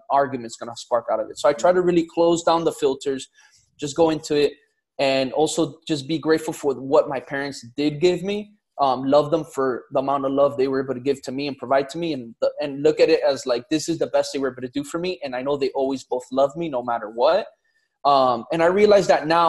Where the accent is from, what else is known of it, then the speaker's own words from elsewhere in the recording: Miami, Florida, United States; born and raised in Miami. So Miami native, 305.